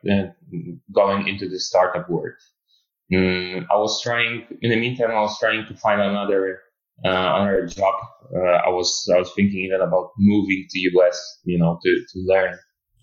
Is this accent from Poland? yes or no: yes; Poland; moved away as an adult; also born or lived in Munich, Germany; I'm originally I'm from Poland, but I live in Germany, Munich for 4 years